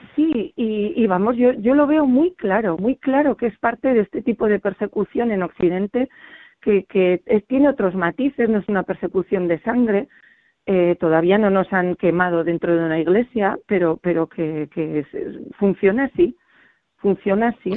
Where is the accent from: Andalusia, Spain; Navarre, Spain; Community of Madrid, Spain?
Navarre, Spain; Pamplona; soy de Pamplona